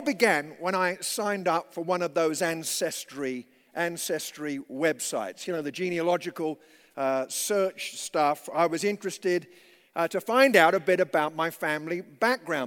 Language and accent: English; London, United Kingdom; growing up in the East End of London, my family, we always lived with my grandparents